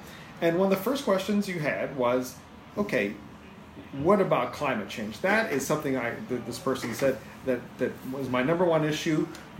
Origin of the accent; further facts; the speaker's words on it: Pittsburgh, Pennsylvania, United States; I grew up in Pittsburgh, so I'm familiar.